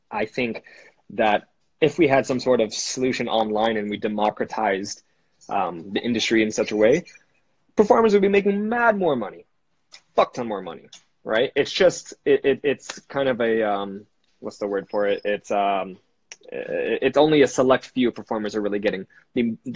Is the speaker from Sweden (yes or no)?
no; Philippines; I'm Filipino, so obviously my mom is a nurse.